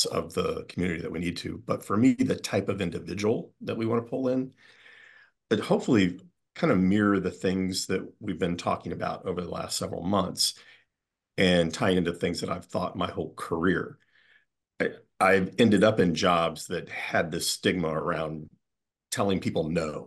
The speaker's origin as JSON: {"language": "English", "region": "Midwest", "country": "United States", "tie": "born or raised there", "moved": "yes", "lives_now": "Rhode Island, United States", "said": "I am not a native New Englander. I grew up in the Midwest and was smart enough at an early age to get out of there"}